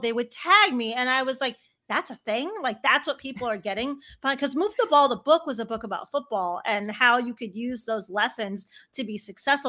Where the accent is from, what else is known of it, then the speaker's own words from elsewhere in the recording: Chicago, Illinois, United States; I grew up a sports girl growing up in Chicago